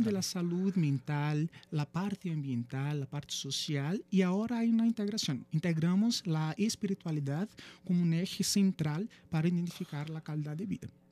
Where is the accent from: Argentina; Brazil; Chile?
Brazil; Spanish is a second language; moved away as an adult; now in Mexico; soy de Brasil. Exacto. Ya eh, van a percibir por el acento ahí un poquito raro, algunas palabras que se mezclan con el español